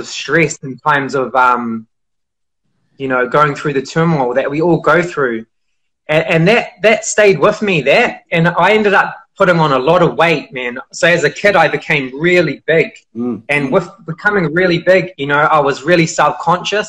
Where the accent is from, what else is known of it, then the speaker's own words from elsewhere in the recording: Auckland, New Zealand; I grew up in New Zealand. I grew up in a city called Auckland, in West Auckland